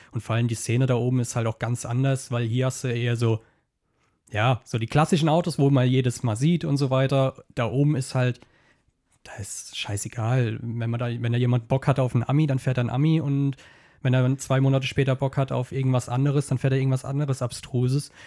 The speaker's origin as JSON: {"language": "German", "area": "Kaiserslautern district", "region": "Rhineland-Palatinate", "country": "Germany", "said": "Kreis Kaiserslautern"}